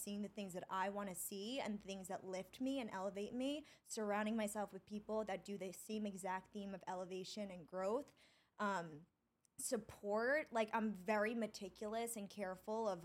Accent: Long Island, New York, United States; also born or lived in Syosset / Dix Hills; I grew up on Long Island and I bumped around to towns a lot

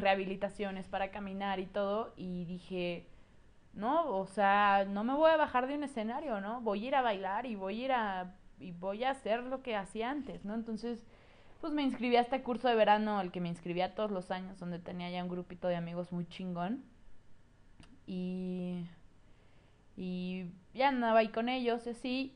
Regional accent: State of Mexico, Mexico; Mi mamá, mi hermano y yo nos mudamos al Estado de México y pues llegué a una nueva escuela

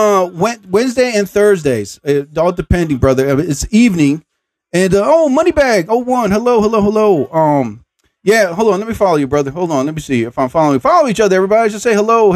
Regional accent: New Jersey, United States; I'm from New Jersey

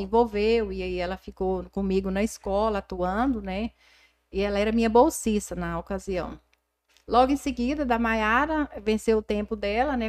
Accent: Mara Rosa, Goiás, Brazil; born or raised there; moved away; also born or lived in Fazenda Lambari

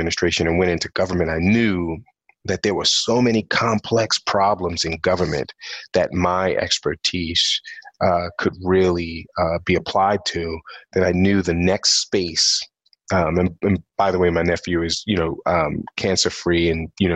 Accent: New York City, New York, United States; I'm actually born and raised in New York City. I'm from Brooklyn, New York

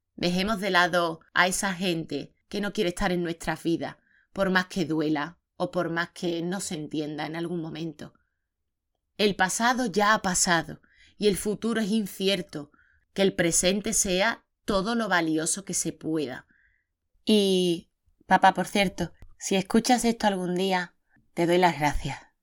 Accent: Seville, Andalusia, Spain; soy más sevillana que la Giralda, que yo no he crecido en Senegal ni nada

